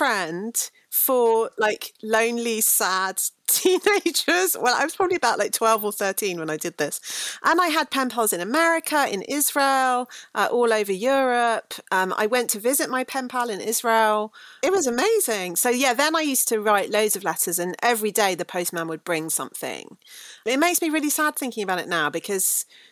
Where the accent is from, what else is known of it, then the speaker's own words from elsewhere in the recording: Bruton, South West England, United Kingdom; And I grew up in Somerset in the really lovely, we could have a whole podcast about this actually, a town called Bruton